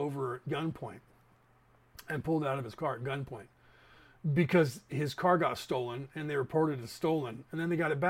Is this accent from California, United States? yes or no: yes; Concord, California, United States; the town that we grew up in Concord